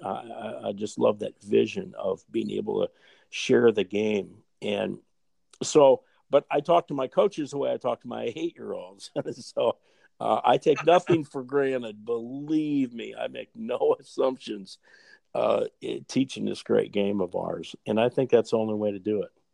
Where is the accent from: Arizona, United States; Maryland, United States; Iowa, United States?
Iowa, United States; Fort Dodge; my hometown in, in Fort Dodge, uh, Iowa